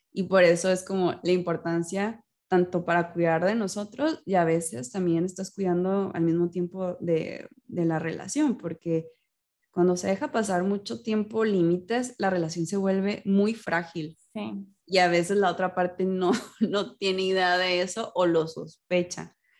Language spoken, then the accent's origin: Spanish; Mexico; en mi vida como mexicana